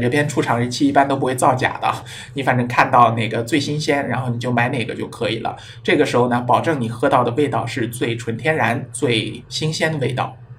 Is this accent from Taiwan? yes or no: no; China; 我们中国人优良的素质